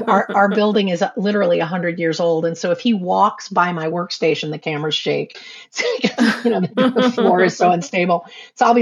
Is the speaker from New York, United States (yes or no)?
yes; New York City, New York, United States; I grew up in New York City